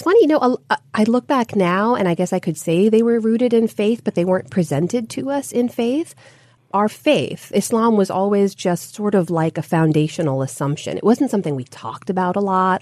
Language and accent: English; United States; my sisters and I were all born and raised here. So we're the first generation Americans in our families